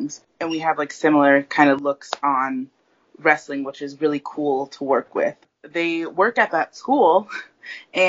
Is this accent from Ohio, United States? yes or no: yes; Ohio, United States; now in New York City, United States; I was from Ohio